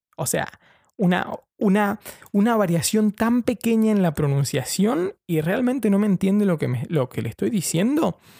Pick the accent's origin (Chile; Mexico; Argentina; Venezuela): Argentina; moved away as an adult; also born or lived in Brighton; now in London, United Kingdom; soy un periodista argentino viviendo en Londres